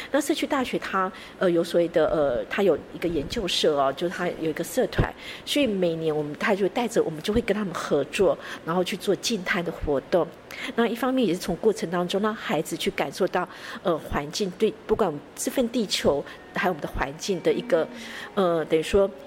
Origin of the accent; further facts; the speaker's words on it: Taiwan; 我们都是台湾的孩子，我们要热爱我们 生长的这块土地